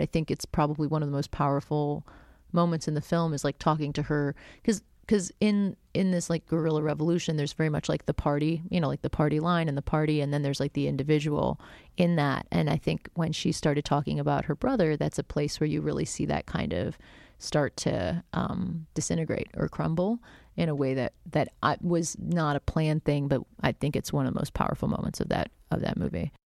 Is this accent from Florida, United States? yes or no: yes; South Florida, United States; I grew up in South Florida